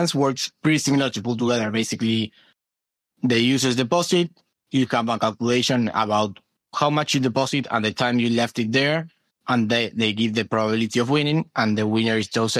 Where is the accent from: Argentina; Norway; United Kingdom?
Argentina; during 2020 on quarantine in Argentina, I'm from Argentina